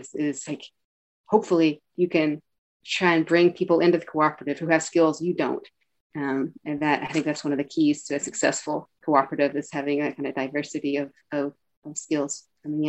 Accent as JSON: {"language": "English", "region": "Eastern Kentucky", "country": "United States", "tie": "born or raised there", "also_born_or_lived": "Chicago", "moved": "as an adult", "lives_now": "Northampton, United States", "said": "And I grew up in Eastern Kentucky where it's really mountainous"}